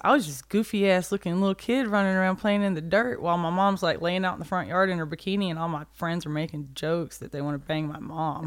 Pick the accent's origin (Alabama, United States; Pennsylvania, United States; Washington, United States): Alabama, United States; a small town outside Birmingham; A tiny little town outside of Birmingham in Alabama